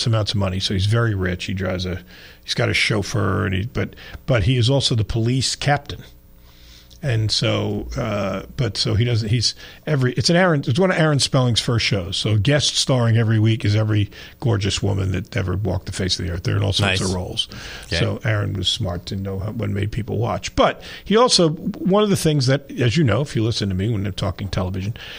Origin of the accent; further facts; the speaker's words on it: New York, United States; moved away; when I grew up in New York